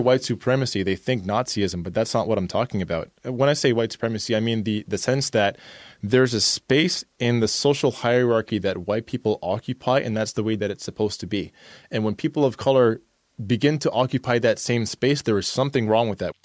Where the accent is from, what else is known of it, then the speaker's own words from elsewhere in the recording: Canada; somebody who is born in Canada and is a person of color